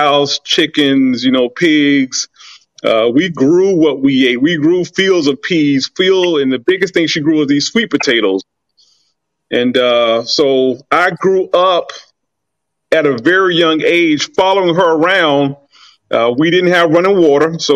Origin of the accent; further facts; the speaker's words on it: Millen, Georgia, United States; I'm from Southeast Georgia, a little town called Millen, maybe 25,000 people